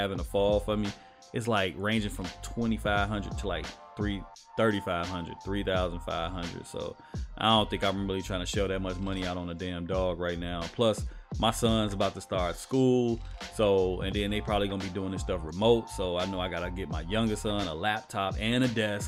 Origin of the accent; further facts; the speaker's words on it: Chicago, Illinois, United States; I'm from Chicago, we call it pop